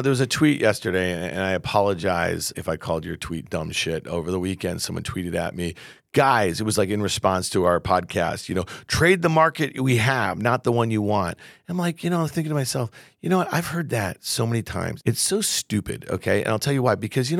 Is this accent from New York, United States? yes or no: yes; Camillus, New York, United States; In Syracuse. That's my hometown.